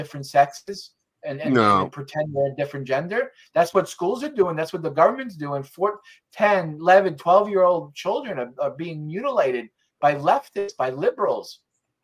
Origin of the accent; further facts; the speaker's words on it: New York, United States; I'm from New York.